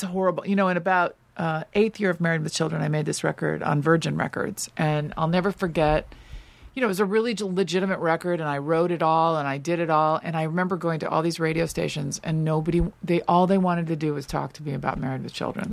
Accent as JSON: {"language": "English", "town": "Los Angeles", "region": "California", "country": "United States", "tie": "born or raised there", "also_born_or_lived": "New York"}